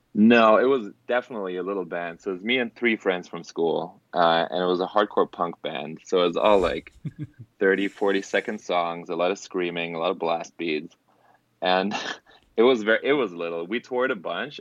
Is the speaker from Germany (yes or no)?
yes; Germany; English is a second language; moved away as an adult; now in Los Angeles, United States; I'm actually born and raised in Germany